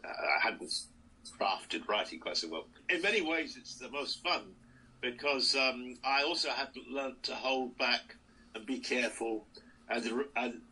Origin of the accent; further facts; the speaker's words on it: United Kingdom; I'm very British. You see, British, not like Americans